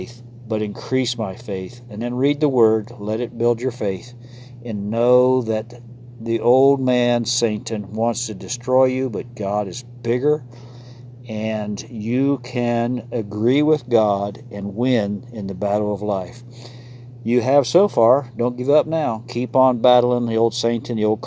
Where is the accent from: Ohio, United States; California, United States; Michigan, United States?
Ohio, United States; moved away as an adult; That's my home state. So, spent 18 years there and wander back there occasionally from time to time